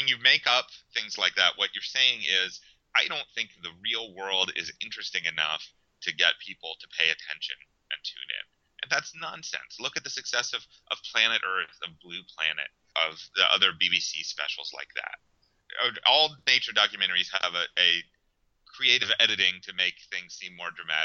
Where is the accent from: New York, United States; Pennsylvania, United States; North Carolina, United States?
Pennsylvania, United States; Western; now in Miami, United States; I grew up in Western Pennsylvania.